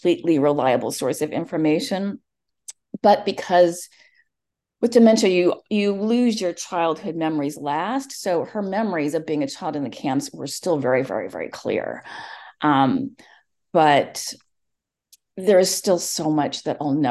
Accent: Palo Alto, California, United States; accent: Valley Girl; first language English; I grew up in Palo Alto

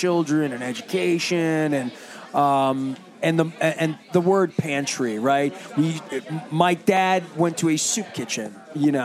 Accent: Dundalk, Maryland, United States; I'm from Dundalk

